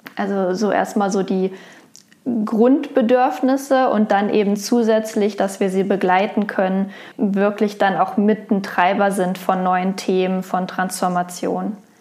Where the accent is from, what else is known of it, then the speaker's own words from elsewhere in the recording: Wolfsburg, Lower Saxony, Germany; Geboren in Wolfsburg